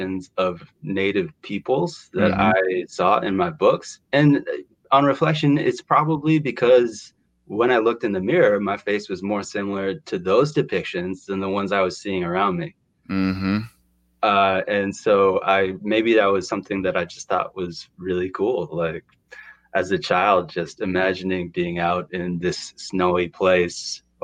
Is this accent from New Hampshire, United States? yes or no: yes; Durham, New Hampshire, United States; I grew up in New Hampshire